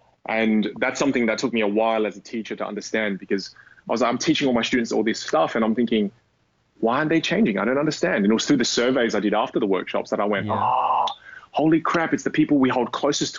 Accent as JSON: {"language": "English", "country": "Australia", "accent": "Australian", "said": "I want the Australian friendliness of my accent mixed with a little bit of intelligence from the British."}